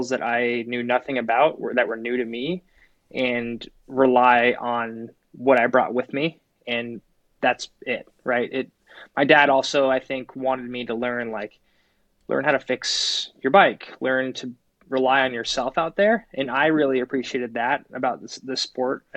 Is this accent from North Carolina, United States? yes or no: no; Phoenix, Arizona, United States; Growing up in Phoenix, Arizona, I was really into riding and racing motorcycles.